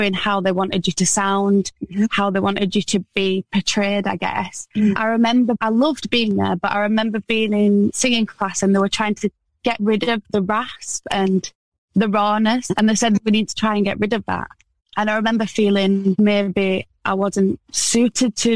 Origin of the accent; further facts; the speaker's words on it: Wakefield, Yorkshire and the Humber, United Kingdom; I'm from Wakefield, which is like a little town next to Leeds